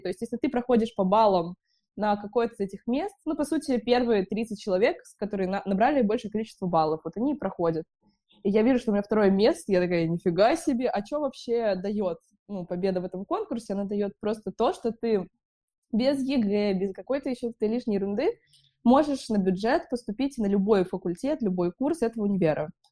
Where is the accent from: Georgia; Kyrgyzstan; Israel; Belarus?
Kyrgyzstan; Bishkek; now in Saint Petersburg, Russia; я из Бишкека